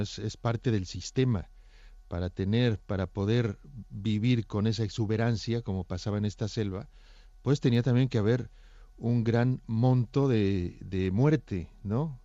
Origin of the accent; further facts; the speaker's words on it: Mexico; now in Barcelona, Spain; un paréntesis mexicano, en una saga barcelonesa